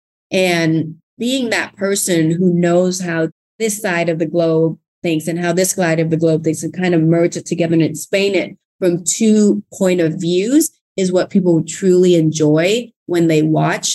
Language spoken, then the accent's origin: English; Thailand; English is a second language; now in Fort Worth, United States; English is not my first language